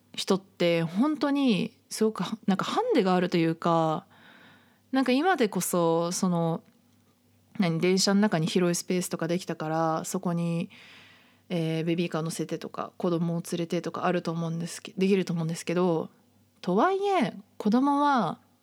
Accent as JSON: {"language": "Japanese", "region": "Shizuoka", "country": "Japan", "tie": "born or raised there", "also_born_or_lived": "Saitama", "moved": "as an adult", "lives_now": "Tokyo, Japan", "said": "地元静岡なんですけど"}